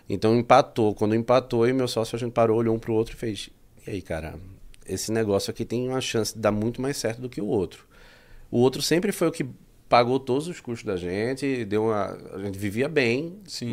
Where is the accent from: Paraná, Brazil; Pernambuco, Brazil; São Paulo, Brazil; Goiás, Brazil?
Pernambuco, Brazil; moved away as an adult; now in Portugal; eu sou de Pernambuco